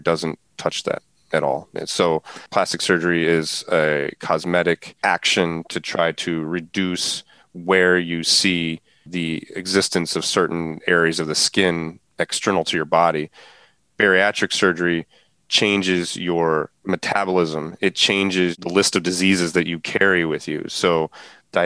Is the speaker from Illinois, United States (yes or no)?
no; St. Louis, Missouri, United States; now in Cranford, New Jersey, United States; We're from the St. Louis area, both my wife